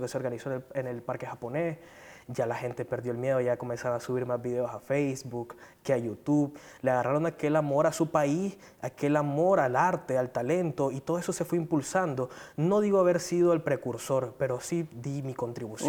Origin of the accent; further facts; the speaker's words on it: Managua, Nicaragua; soy originario de Managua